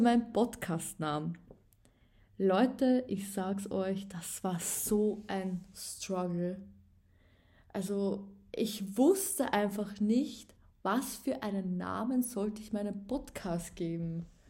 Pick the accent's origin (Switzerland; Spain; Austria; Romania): Austria; Upper Austria; moved away as an adult; now in Vienna, Austria; Ich bin nämlich ein richtiges Landei. Ich komme ja ursprünglich aus Oberösterreich.